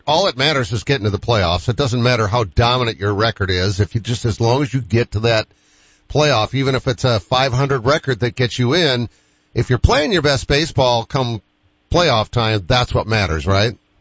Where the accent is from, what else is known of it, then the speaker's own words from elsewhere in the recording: Boston, Massachusetts, United States; I'm from Boston too